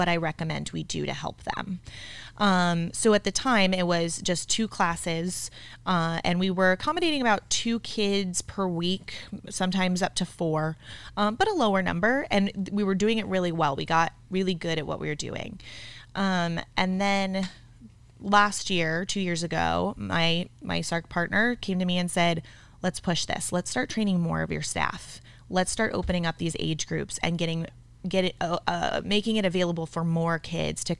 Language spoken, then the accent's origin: English; Flagstaff, Arizona, United States; also born or lived in Tucson; I'm from Flag